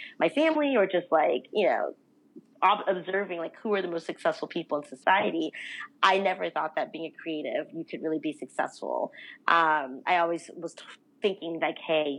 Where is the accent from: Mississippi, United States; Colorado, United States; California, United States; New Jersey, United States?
California, United States; Los Angeles; also born or lived in New York; I'm actually from Los Angeles originally, and that's where I currently live